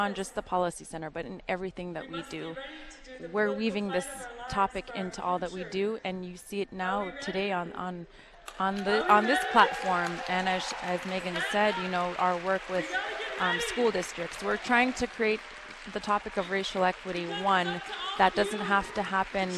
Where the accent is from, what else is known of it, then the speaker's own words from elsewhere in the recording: Bethel, Alaska, United States; I was born and raised in Mamtreshik in Bethel